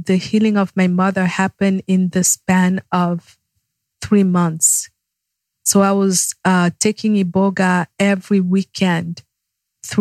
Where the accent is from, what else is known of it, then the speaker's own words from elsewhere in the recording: Yaoundé, Centre, Cameroon; now in United States; Yaoundé is the capital city. That's my hometown